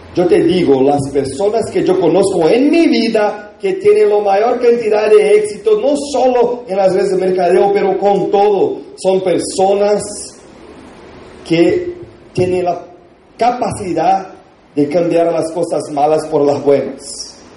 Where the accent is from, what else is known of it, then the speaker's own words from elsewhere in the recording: Brazil; Spanish is a second language; nosotros en Brasil